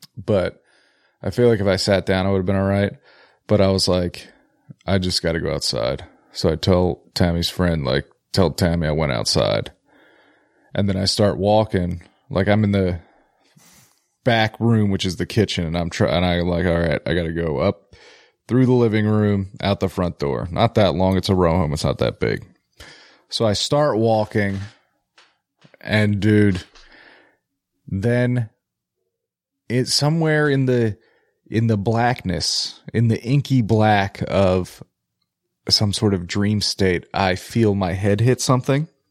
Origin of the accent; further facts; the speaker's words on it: Philadelphia, Pennsylvania, United States; I'm from Philly